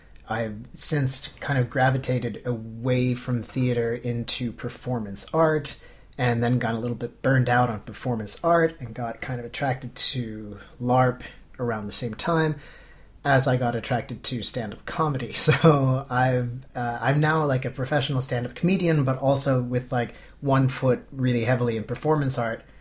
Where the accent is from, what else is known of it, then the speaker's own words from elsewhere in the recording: Canada; moved away as an adult; now in Finland; I grew up in Canada and then went to university